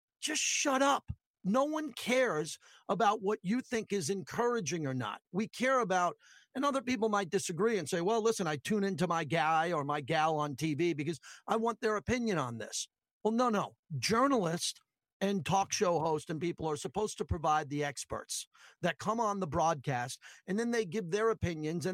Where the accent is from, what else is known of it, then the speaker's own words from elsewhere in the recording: Massapequa, New York, United States; I'm from Massapequa, Long Island